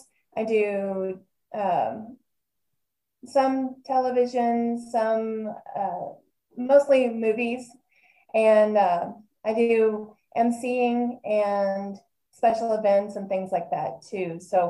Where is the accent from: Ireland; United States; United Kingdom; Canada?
United States; Texas; You know, I've lived in a bunch of different states too, but I think I love my home state of Texas always and forever.